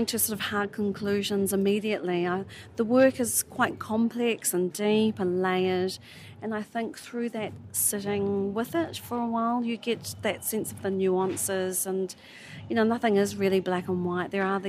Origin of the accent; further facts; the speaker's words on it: New Zealand; I hail from New Zealand